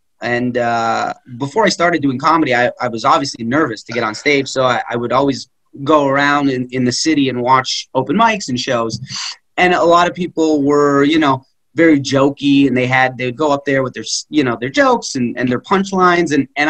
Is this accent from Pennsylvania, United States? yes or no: yes; Philadelphia, Pennsylvania, United States; Oh, where are you from? Philly.